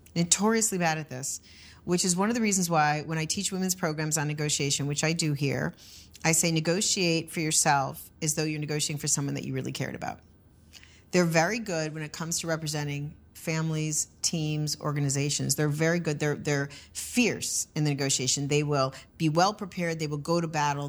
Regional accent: United States; as an American

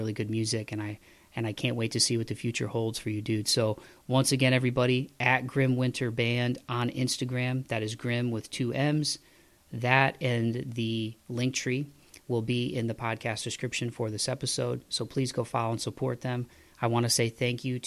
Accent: Midwest, United States; I'm from the Midwest

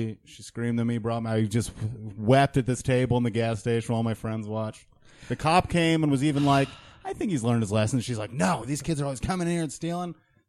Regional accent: upstate New York, United States; also born or lived in Rutland, Vermont / Middleburg, New York / Gilboa, New York / Lake Luzerne, New York; I moved to upstate New York as a boy.

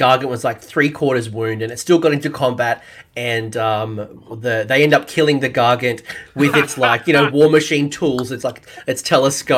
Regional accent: Australia

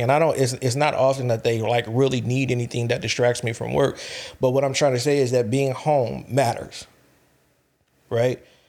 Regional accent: California, United States; I'm from California

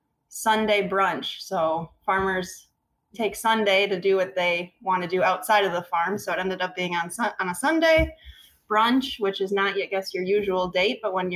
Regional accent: Rock County, Wisconsin, United States; Me growing up in Rock County

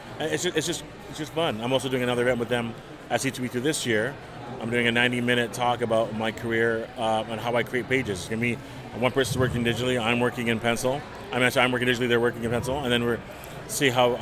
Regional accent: Mississauga, Ontario, Canada; moved away as an adult; now in Burlington, Canada; I grew up in Mississauga

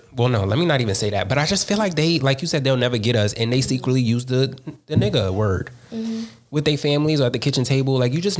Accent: New York City, New York, United States; At the end of the day, I'm from Harlem.

